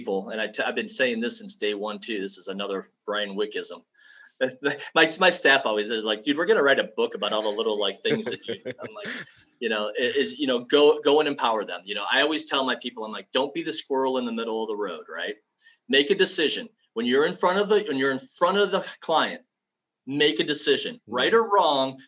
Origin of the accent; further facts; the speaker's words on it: Ohio, United States; I'm from Ohio